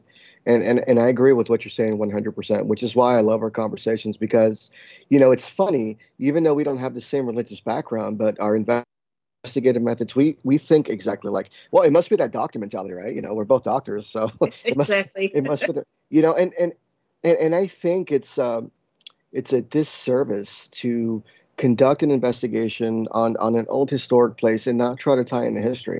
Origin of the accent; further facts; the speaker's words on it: New Jersey, United States; growing up in the East Coast specifically, you know, in New England, New Jersey, New York area